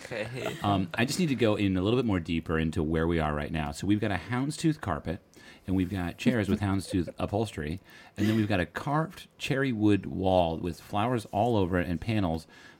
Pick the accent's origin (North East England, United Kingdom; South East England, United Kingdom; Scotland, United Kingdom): Scotland, United Kingdom; Troon; I grew up in Troon. In this town of 10 to 15,000, 12,000?